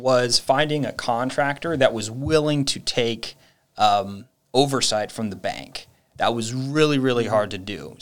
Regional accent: Northern Virginia, United States; also born or lived in Los Angeles; My family is originally from LA, although I was born in Virginia, Northern Virginia

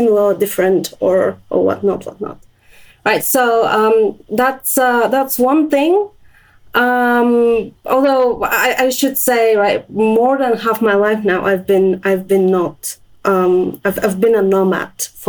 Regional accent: Sofia, Sofia City, Bulgaria; moved away; I was born in Bulgaria and my childhood was in Sofia.

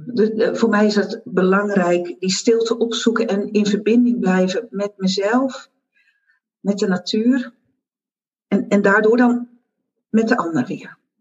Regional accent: Zeeland, Netherlands; moved away; also born or lived in Brabant / Goes; Ik ben Zeeuwse, dat weet je. En ik ben terug naar mijn geboortegrond

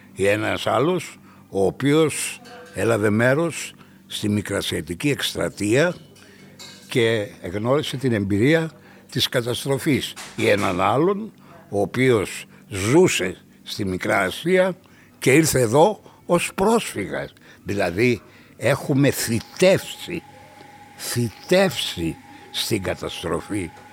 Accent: Greece; ως Έλληνες

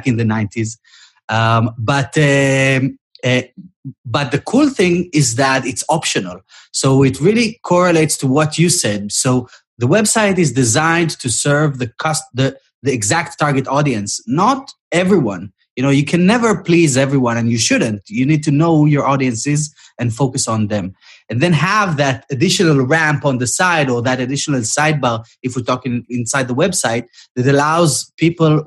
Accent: Israel; moved away; originally I'm from Israel

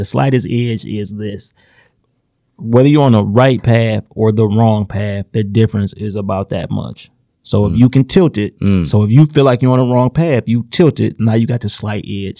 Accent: Inkster, Michigan, United States; born or raised there

